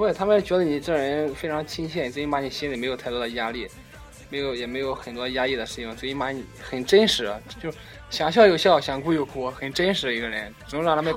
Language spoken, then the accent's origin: Chinese; Xuzhou, Jiangsu, China; 我呢，来自江苏徐州